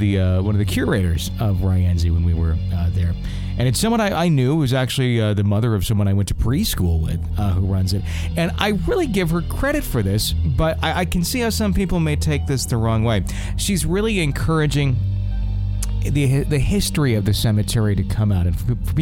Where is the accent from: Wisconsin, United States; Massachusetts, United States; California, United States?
Wisconsin, United States; Fond du Lac; moved away; my hometown of Fond du Lac, Wisconsin